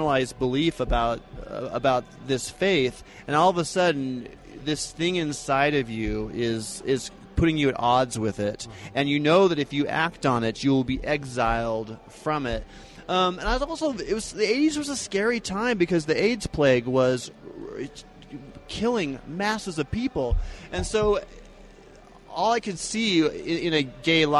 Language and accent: English; Eugene, Oregon, United States; moved away as an adult; now in Utah, United States; I grew up in Oregon, actually. But this is my home. I feel like I am a Utahn